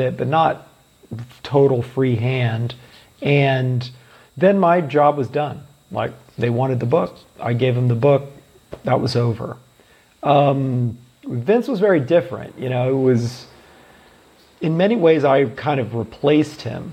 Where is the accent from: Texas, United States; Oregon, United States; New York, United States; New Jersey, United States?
Oregon, United States; moved away; also born or lived in Baltimore, Maryland / Wyoming; I grew up in Oregon, but I was living in Baltimore at the time